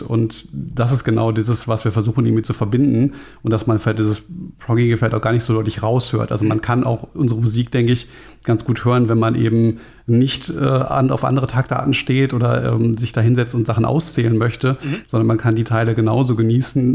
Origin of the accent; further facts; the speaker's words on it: Frankfurt, Hesse, Germany; ich komme selber aus Frankfurt